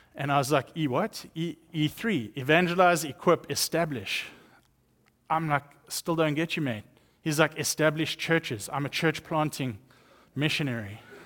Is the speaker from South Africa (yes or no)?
yes; South Africa; accent: South African; moved away; growing up in South Africa, I was raised up in a Christian home